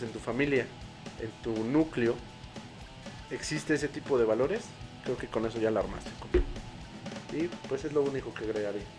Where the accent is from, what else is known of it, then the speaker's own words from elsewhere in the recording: Mexico; Todos somos mexicanos, hay que seguir siendo solidarios, hay que seguir siendo familia